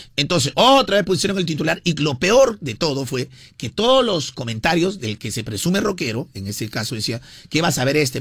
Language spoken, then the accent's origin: Spanish; Peru; nosotros como peruanos